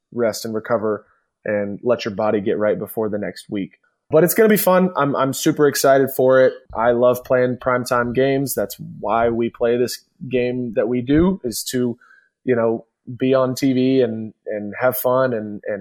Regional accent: Atlanta, Georgia, United States; You and I grew up in Atlanta

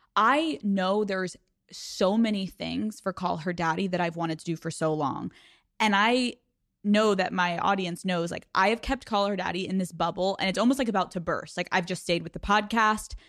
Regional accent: Newtown, Pennsylvania, United States; from Newtown, Pennsylvania that was bullied and awkward and insecure

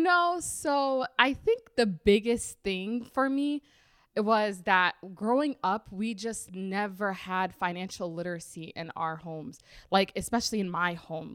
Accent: Minnesota, United States; also born or lived in Rochester, Minnesota / Twin Cities, Minnesota; born and raised here in Minnesota. I was born in Rochester, Minnesota, and now I live in the Twin Cities

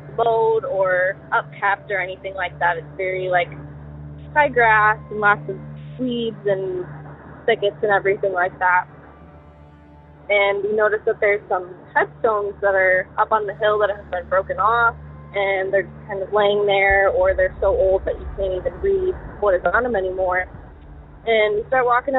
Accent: Southwest Michigan, United States; I'm from Southwest Michigan

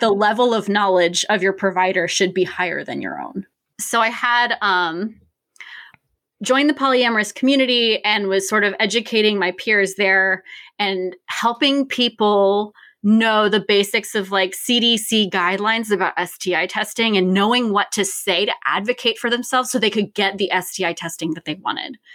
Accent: Richmond, Virginia, United States; I'm born and raised in Richmond, Virginia

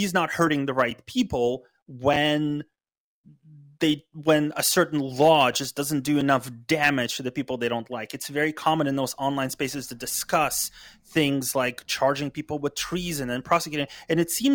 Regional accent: United States

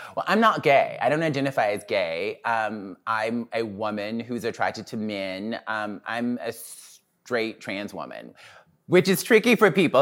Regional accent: Mobile, Alabama, United States; moved away; also born or lived in Birmingham, Alabama / New York; I'm from Mobile, Alabama

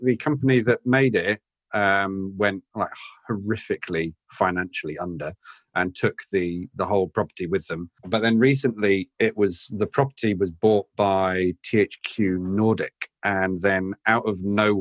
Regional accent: Oxford, South East England, United Kingdom; moved away as an adult; I went back to my hometown, the beautiful city of Oxford.

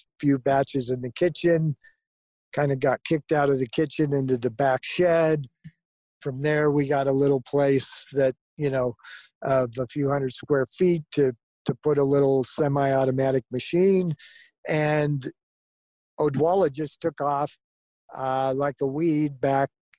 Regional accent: Southern California, United States; born or raised there; also born or lived in Florida

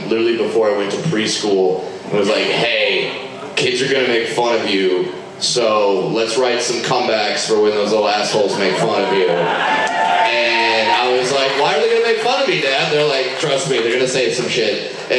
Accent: California, United States; I grew up in Southern California. I had a 50-50 shot at getting that one right.

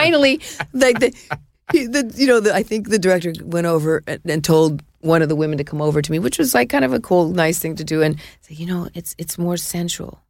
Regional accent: New York City, New York, United States; I was born in Mount Sinai

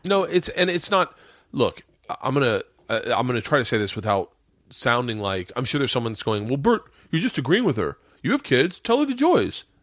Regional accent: Florida, United States; I grew up in Florida

